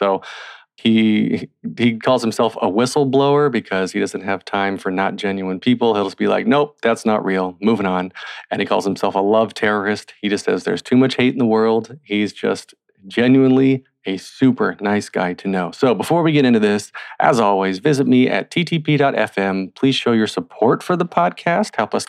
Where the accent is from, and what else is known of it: North Wilkesboro, North Carolina, United States; born or raised there; moved away